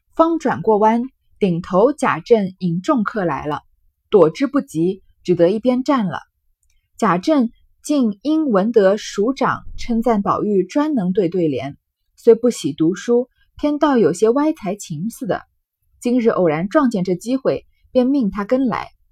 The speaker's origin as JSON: {"language": "Chinese", "country": "China", "said": "我们中国人很讲究，很喜欢这种奇石"}